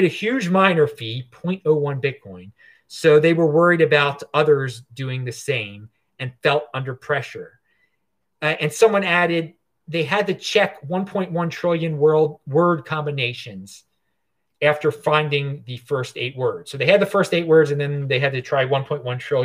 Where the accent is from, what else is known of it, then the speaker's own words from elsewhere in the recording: Baltimore, Maryland, United States; now in Asheville, United States; where I'm from originally, Baltimore. But right now I'm in Asheville, North Carolina